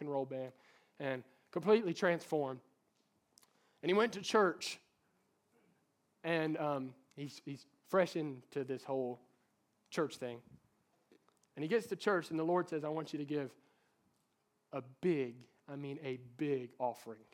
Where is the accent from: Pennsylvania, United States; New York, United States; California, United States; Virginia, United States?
Virginia, United States; Norton; That's my hometown.